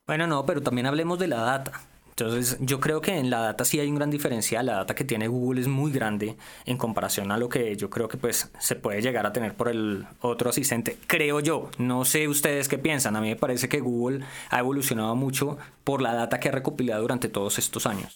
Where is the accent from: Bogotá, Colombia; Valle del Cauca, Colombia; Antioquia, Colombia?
Valle del Cauca, Colombia; yo tengo muchos modismos, yo soy regional, yo soy del Valle del Cauca